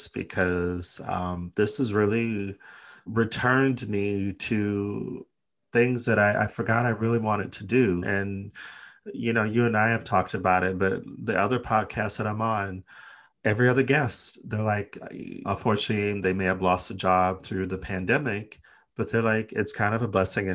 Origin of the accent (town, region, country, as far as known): United States; also born or lived in Los Angeles; now in United Kingdom